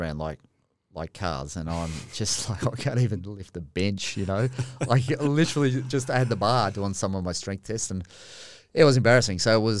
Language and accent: English; Australia; because I'm an Aussie, it was acceptable that you're allowed to mock and punch and do whatever.